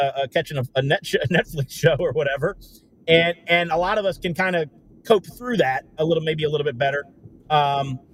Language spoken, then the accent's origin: English; Durham, North Carolina, United States; I'm from Durham, North Carolina, with 66% black, higher murder rate than Baltimore had at the time that they set the wire.